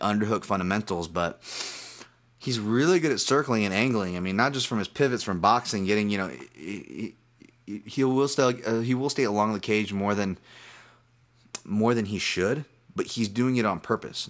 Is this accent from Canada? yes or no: no; Hawaii, United States; I'm Hawaiian.